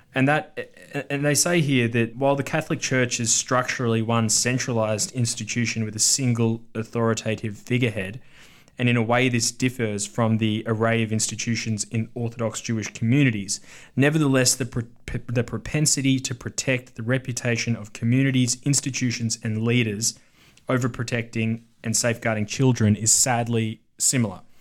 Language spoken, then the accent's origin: English; Victoria, Australia; moved away; from my home state of Victoria